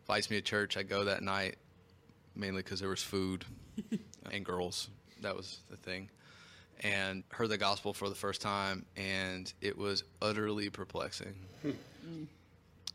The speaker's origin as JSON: {"language": "English", "town": "Knoxville", "region": "Tennessee", "country": "United States", "tie": "born or raised there", "moved": "as an adult", "lives_now": "St. Louis, United States", "said": "I'm originally from Knoxville, Tennessee, born and raised. I was there for 19 years."}